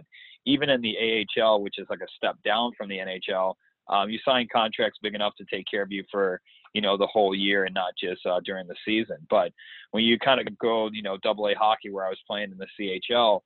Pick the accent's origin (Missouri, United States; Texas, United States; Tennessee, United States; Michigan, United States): Michigan, United States; Saginaw; accent: American; now in Newcastle, Australia; But I'm from Saginaw, Michigan, which is a small town, probably about an hour and a half north of Detroit, which is probably about 45 minutes north of Flint. So that's where I was born and raised.